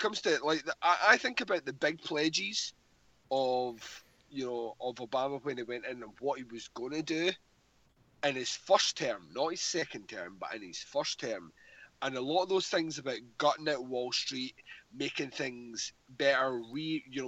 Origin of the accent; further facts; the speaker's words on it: Scotland, United Kingdom; speaking as a Scottish man